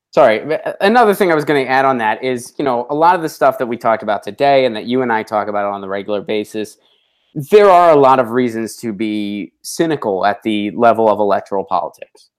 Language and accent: English; Pittsburgh, Pennsylvania, United States; moved away; my hometown of Pittsburgh, Pennsylvania.